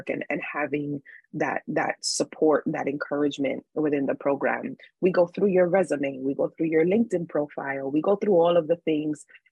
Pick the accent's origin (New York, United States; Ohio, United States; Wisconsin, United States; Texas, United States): New York, United States; New York City; I grew up in New York City, which is a very busy, busy city.